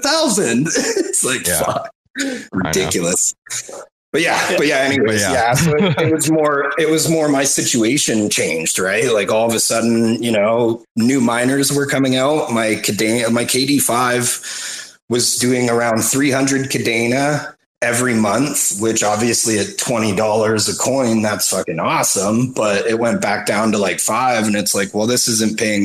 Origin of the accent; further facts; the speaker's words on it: Victoria, British Columbia, Canada; also born or lived in Vancouver, Canada; I was born in Vic. But yeah, I've been around. I lived in Van for a few years